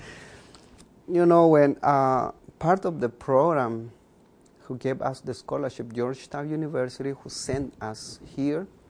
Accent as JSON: {"language": "English", "town": "Chichicastenango", "region": "Quiché", "country": "Guatemala", "tie": "born or raised there", "also_born_or_lived": "Binghamton, New York", "first_language": "K'iche'", "second_language": "English", "moved": "as an adult", "lives_now": "United States", "said": "i'm a mayan i speak uh, uh, one of the 23 mayan languages that we have in guatemala that's my first language"}